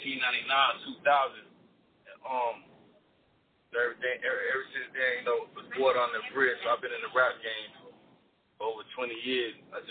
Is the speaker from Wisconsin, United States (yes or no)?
no; Atlanta, Georgia, United States; I'm from Atlanta.